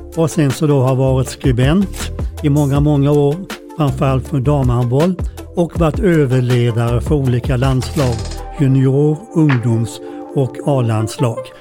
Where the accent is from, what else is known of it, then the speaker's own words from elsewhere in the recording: Karlskrona, Blekinge, Sweden; moved away; also born or lived in Växjö / Farsta, Stockholm; Karlskrona, där jag föddes och handbollen som min vagga stod